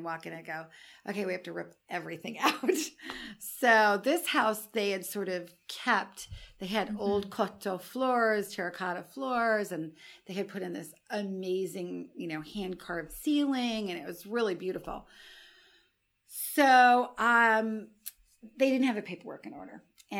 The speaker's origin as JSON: {"language": "English", "town": "Alassio", "region": "Liguria", "country": "Italy", "tie": "born or raised there", "said": "And then I thought, well, we may as well do it in Italy, in my hometown in Alassio."}